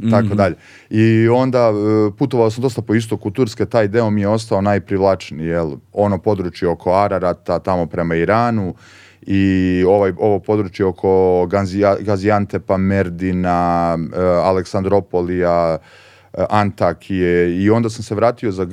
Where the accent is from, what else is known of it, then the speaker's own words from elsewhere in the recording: Požega, Zlatibor District, Serbia; moved away; also born or lived in Belgrade; dok sam živeo kao klinac u Požegi